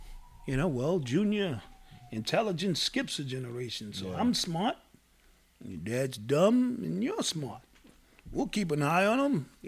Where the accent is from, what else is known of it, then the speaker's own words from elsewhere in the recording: New York City, New York, United States; I'm from the Bronx.